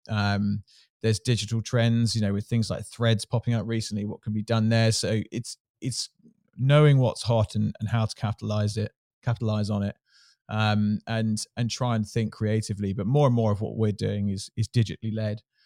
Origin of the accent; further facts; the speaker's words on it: Surrey, South East England, United Kingdom; I grew up in Surrey